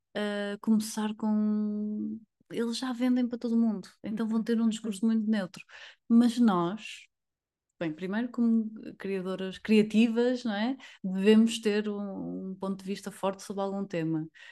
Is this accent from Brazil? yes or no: no; Porto, Norte, Portugal; sou do Porto